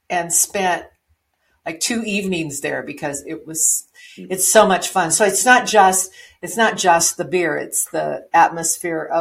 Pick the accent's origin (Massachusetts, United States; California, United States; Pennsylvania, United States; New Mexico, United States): New Mexico, United States; Logan; I'm from a small town over near Tucumcari. I'm from Logan.